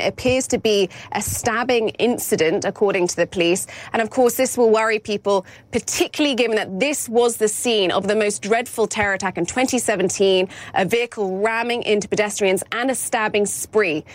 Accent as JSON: {"language": "English", "region": "London", "country": "United Kingdom", "said": "as a Londoner myself"}